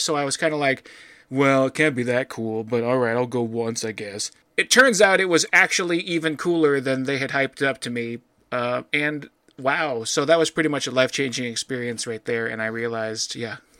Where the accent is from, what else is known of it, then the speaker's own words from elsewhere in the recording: Midwest, United States; being a Midwesterner